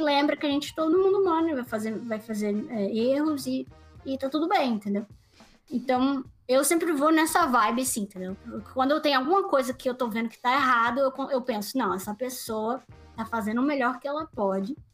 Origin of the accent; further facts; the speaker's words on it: Recife, Pernambuco, Brazil; moved away; Eu sou de Recife, Pernambuco